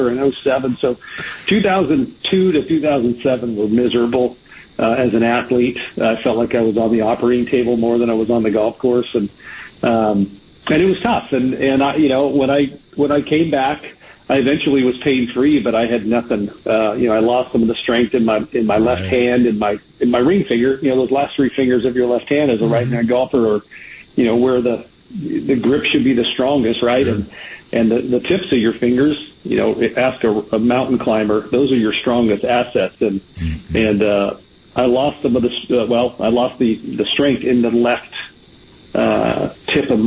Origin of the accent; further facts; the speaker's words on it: Southern California, United States; now in Flower Mound, United States; I grew up in Southern Cal